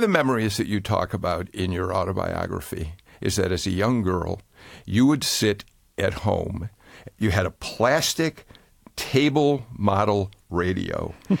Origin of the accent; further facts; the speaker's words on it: Skokie, Illinois, United States; I grew up in Skokie, Illinois, a suburb of Chicago.